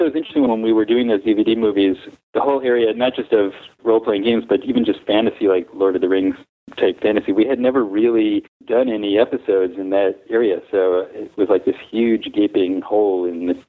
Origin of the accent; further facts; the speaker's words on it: Englewood, New Jersey, United States; moved away; I'm originally from Englewood, New Jersey, which is the home of Sugar Hill Records